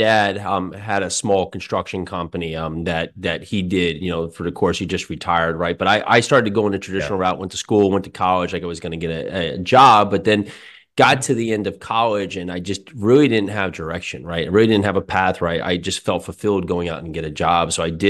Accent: Westfield, New Jersey, United States; I grew up in New Jersey, Westfield, New Jersey.

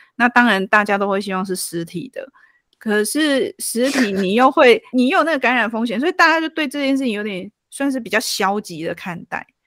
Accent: Taiwan; 我们台湾人

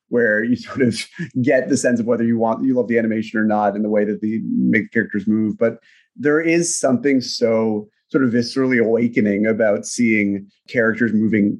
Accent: United States; as an American who does not speak Japanese fluently

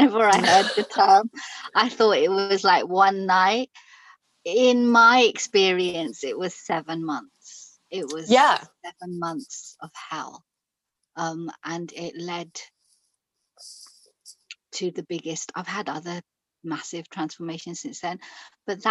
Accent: Pakistan; now in London, United Kingdom; I'm Pakistani. I was born in Pakistan

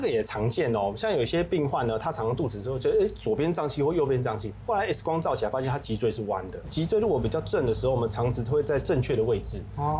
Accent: Taiwan; 我们台湾人

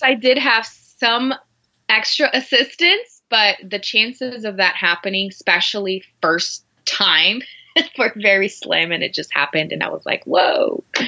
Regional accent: Brazil; English is a second language; moved away as an adult; now in Denver, United States; I'm originally from Brazil. I was born there and raised there

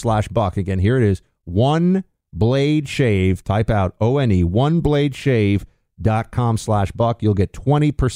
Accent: New York, United States; my hometown of New York

